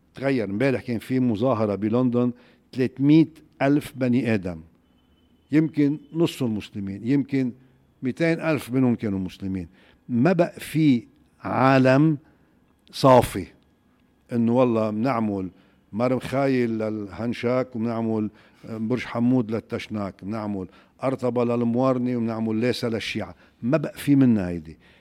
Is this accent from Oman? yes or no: no; Lebanon; توحدنا كلبنانيين